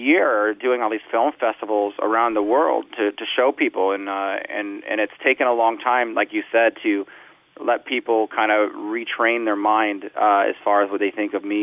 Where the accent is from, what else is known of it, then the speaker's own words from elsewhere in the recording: Southern California, United States; I grew up in Southern California, listened to punk rock music.